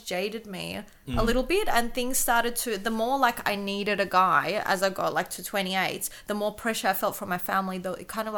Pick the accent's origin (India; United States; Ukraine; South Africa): Ukraine; Kyiv; English is a second language; moved away; So I was born in Kyiv, right? So now there's a bit of a different political situation. When I was there before the 90s, before the wall broke down, everybody spoke Russian in Ukraine because it was part of the USSR.